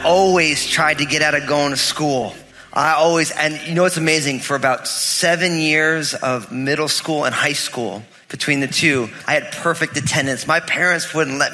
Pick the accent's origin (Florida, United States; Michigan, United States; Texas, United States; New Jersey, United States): New Jersey, United States; when I was growing up, you know, I'm all Italian from New Jersey